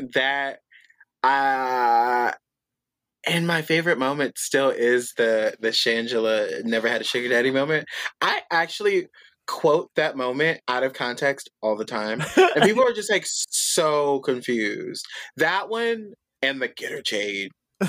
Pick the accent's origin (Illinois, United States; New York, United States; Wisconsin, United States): Illinois, United States; Chicago; People, they're like, because bitch, I'm from Chicago.